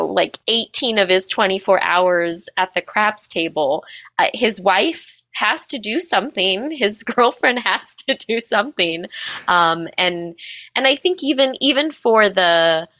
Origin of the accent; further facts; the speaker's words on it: Las Vegas, Nevada, United States; moved away as an adult; also born or lived in Massachusetts; I grew up here in Las Vegas and have, as an adult, lived in different parts of the country.